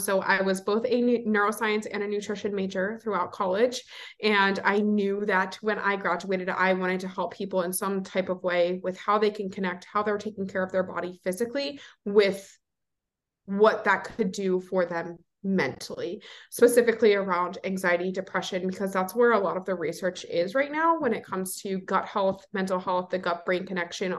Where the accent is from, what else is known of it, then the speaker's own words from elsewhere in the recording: Delaware, United States; moved away as an adult; now in Philadelphia, United States; I am originally from Delaware. I born and raised there, and I currently live in Philly